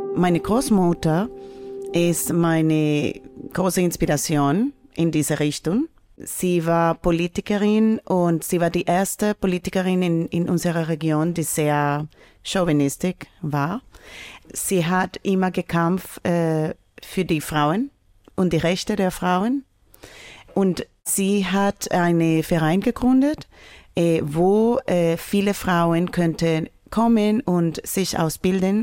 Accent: Villavicencio, Meta, Colombia; German is a second language; moved away; ich komme aus Südostkolumbiens. Das ist eine Stadt wie groß wie Leipzig ungefähr. Es heißt Villa Vicencio. Es war, wir könnten sagen, rote Zone in Kolumbien. Ja, so bin ich aufgewachsen

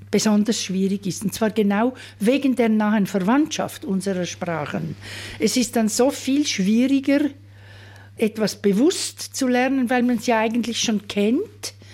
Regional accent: Zurich, Switzerland; ein bisschen auch Schaffhausern oder eben meine Muttersprache im Zürcher Weinland.

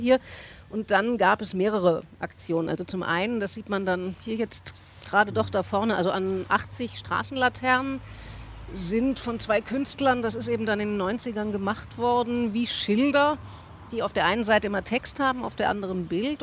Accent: Frankfurt am Main, Hesse, Germany; moved away as an adult; also born or lived in Offenbach / Vienna; now in Berlin, Germany; Ich bin in der Einflugschneise vom Frankfurter Flughafen groß geworden.

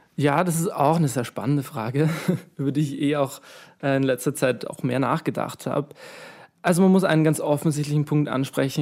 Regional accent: Vienna, Austria; ich bin aus Wien

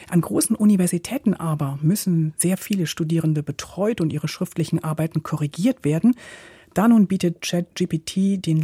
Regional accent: Temascalcingo, State of Mexico, Mexico; German is a second language; Ich komme aus Temascalcingo.

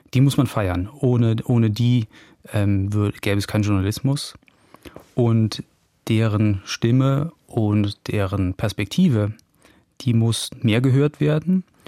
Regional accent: Germany; in der Eifel, wo ich herkomme

